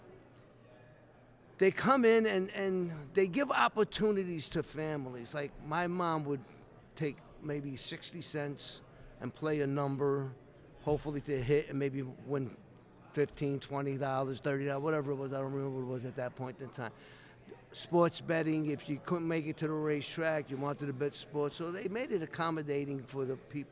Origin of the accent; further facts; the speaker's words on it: New York City, New York, United States; growing up, I grew up in Brooklyn, New York